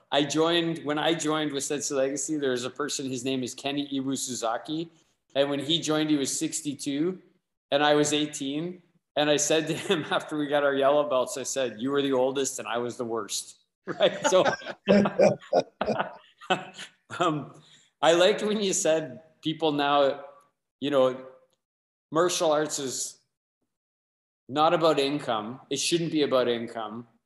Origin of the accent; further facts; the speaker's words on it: Windsor, Ontario, Canada; I'm from Windsor.